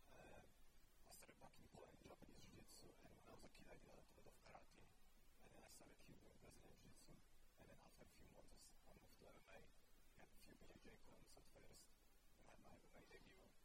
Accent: United Kingdom; You know, as, as a British person, you can kind of uh

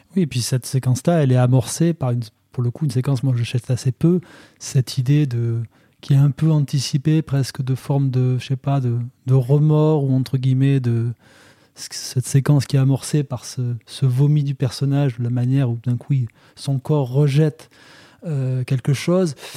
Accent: near Bozouls, Occitania, France; à Bozoul, qui est à deux pas de là où j'ai grandi

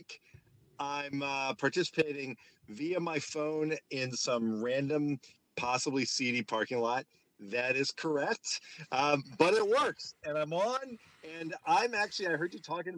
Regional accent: Northeast Pennsylvania, United States; now in South Florida, United States; I grew up in Northeast Pennsylvania

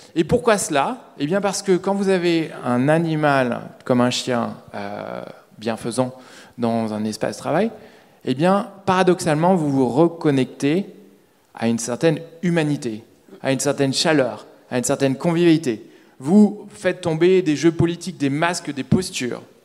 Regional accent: Paris, Île-de-France, France; je suis parisien

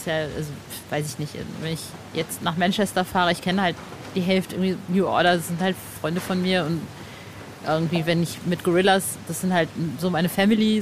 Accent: North Rhine-Westphalia, Germany; Ostwestfalen, wo ich aufgewachsen bin.

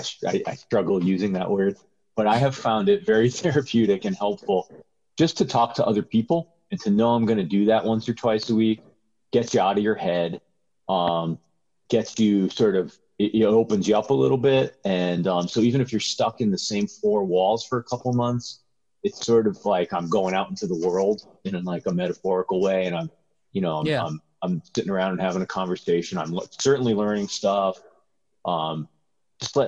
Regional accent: Connecticut, United States; moved away as an adult; also born or lived in New York; now in Pacific Northwest, United States; I grew up in Connecticut, and I lived in New York for a long time

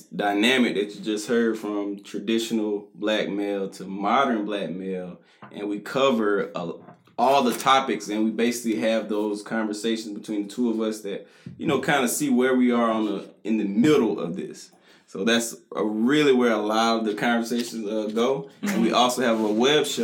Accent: Morven, Georgia, United States; accent: country; I'm from Morven, Georgia. That's down there on the Florida line. Next to Valdosta.

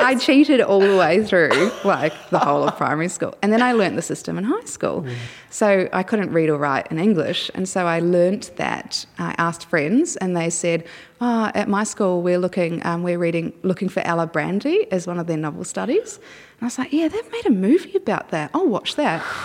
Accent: Dunedin, Otago, New Zealand; also born or lived in Hyde, New Zealand; now in Australia; in Dunedin, which is a city in the South Island of New Zealand

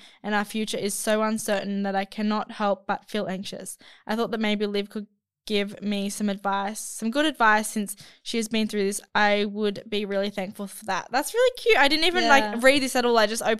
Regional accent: Spain; I cannot be more heartbroken since I'm from Spain and he's from South Korea, which is a huge distance.

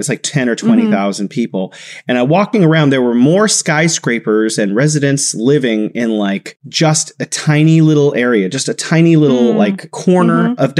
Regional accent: United States; moved away; also born or lived in Beijing, China; my perception as an American living in Beijing

